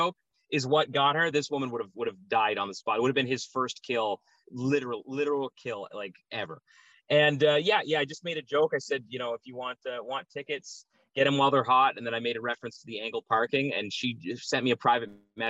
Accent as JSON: {"language": "English", "town": "Odessa", "region": "Ontario", "country": "Canada", "tie": "born or raised there", "said": "Odessa, very close."}